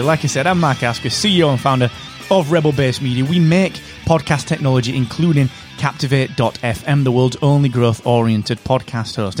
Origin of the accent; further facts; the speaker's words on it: England, United Kingdom; I'm English.